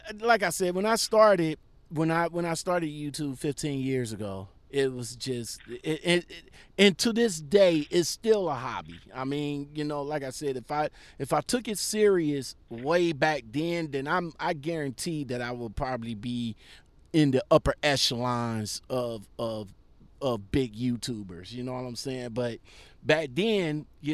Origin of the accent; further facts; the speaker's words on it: Ohio, United States; my hometown of Ohio